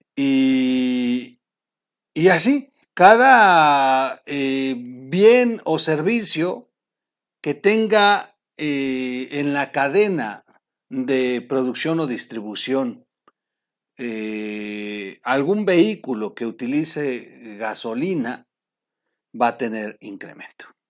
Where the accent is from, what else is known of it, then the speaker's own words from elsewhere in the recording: Mexico; somos los mexicanos